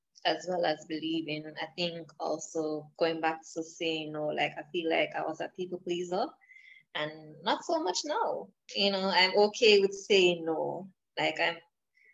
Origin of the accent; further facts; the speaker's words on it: Jamaica; I am from Jamaica, so I'm not in the US.